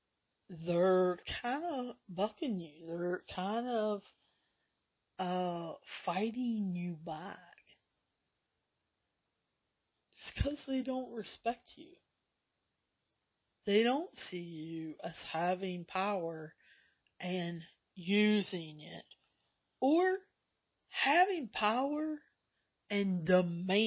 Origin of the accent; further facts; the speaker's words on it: the South, United States; I'm from the South